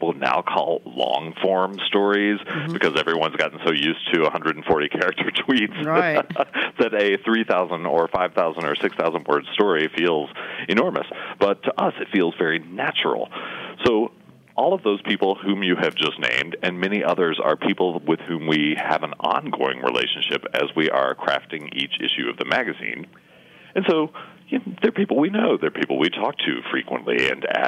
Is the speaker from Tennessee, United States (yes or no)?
yes; East Tennessee, United States; moved away as an adult; also born or lived in Pennsylvania / Birmingham, Alabama; now in Charleston, United States; I was raised in East Tennessee, so I'm a mountain. I'm borderline hillbilly